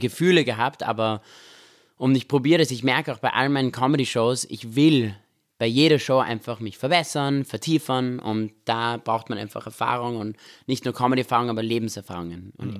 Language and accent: German; Vienna, Austria; also born or lived in Israel; wir sind in Österreich aufgewachsen, in Wien